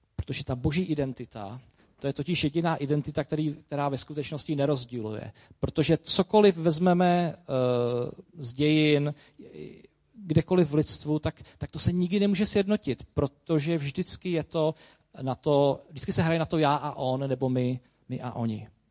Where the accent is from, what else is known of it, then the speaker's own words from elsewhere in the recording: Czechia; Jsem prostě Čech